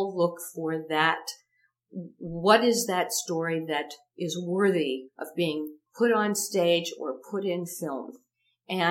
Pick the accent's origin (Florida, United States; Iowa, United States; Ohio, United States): Ohio, United States; moved away as an adult; now in Los Angeles, United States; I'm a kid from Ohio